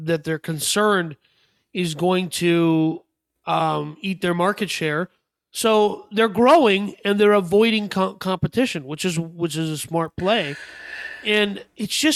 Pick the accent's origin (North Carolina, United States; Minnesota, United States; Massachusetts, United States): Minnesota, United States; I grew up in Minnesota, so obviously I had snow boots.